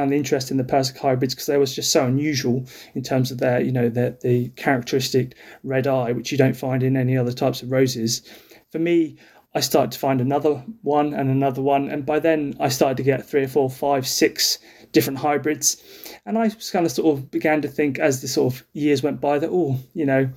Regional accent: North Kent coast, South East England, United Kingdom; I grew up down in North Kent coast in a two up, two down house with two brothers

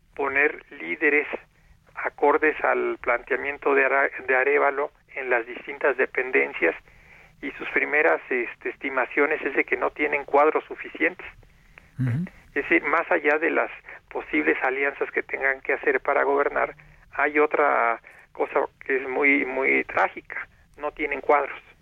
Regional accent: Mexico; los mexicanos

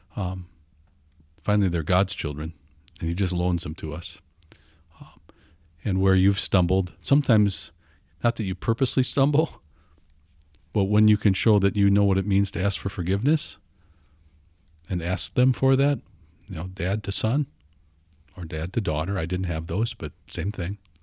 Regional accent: Fond du Lac, Wisconsin, United States; also born or lived in Minnesota; Six months I lived there, and then my my dad was a pastor, took a call. So yeah, the only home I knew was Fond du Lac, all the way from six months old to college

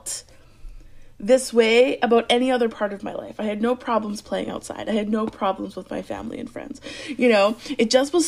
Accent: Alberta, Canada; I grew up in Alberta, which is above Montana.

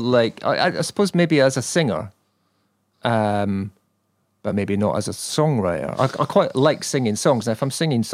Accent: Edinburgh, Scotland, United Kingdom; the place where I grew up in Edinburgh

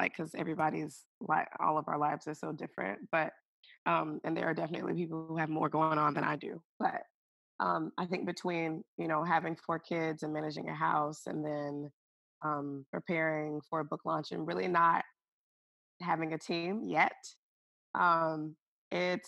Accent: Alabama, United States; moved away as an adult; also born or lived in Seattle, Washington / Hawaii; now in Seattle area, United States; I'm originally from Alabama, but have lived in Seattle, in the Seattle area.

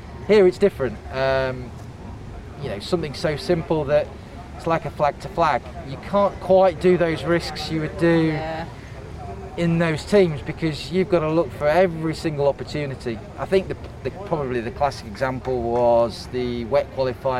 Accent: England, United Kingdom; I'm English

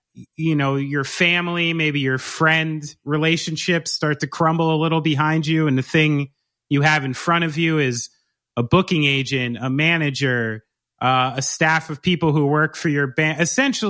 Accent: New Jersey, United States; I'm from New Jersey.

